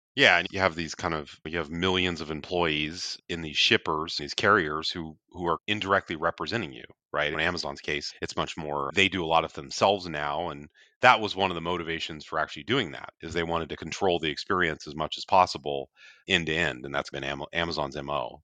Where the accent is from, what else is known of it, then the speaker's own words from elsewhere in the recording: north of Seattle, Washington, United States; I'm actually a Washington native